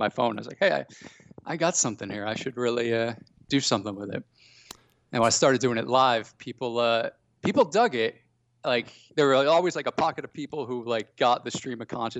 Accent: Connecticut, United States; moved away as an adult; also born or lived in Boston / London; growing up in Connecticut

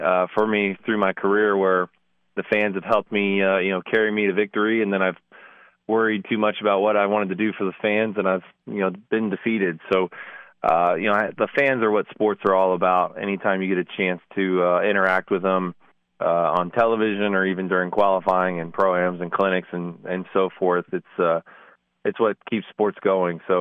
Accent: Anchorage, Alaska, United States; moved away as an adult; also born or lived in Denver, Colorado / Wichita, Kansas; Grew up in Anchorage, Alaska for 17 years

